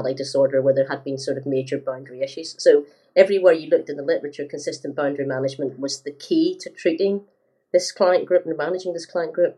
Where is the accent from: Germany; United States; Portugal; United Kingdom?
United Kingdom; Northern Ireland; growing up in Northern Ireland